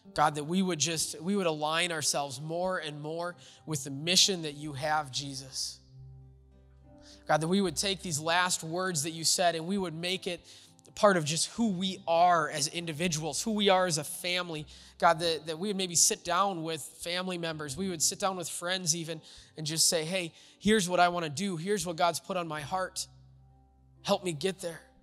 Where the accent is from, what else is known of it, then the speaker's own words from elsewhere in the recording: United States; America is my home. Uh, it's where I was born.